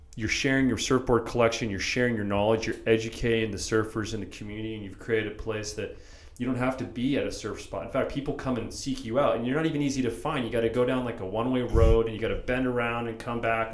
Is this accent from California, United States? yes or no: yes; San Diego, California, United States; I grew up here in San Diego